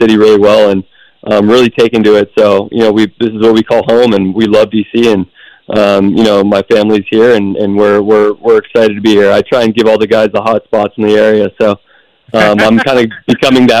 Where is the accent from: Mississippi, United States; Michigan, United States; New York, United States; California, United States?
California, United States; I'm from California, so when I was growing up, the Rams were in L.A.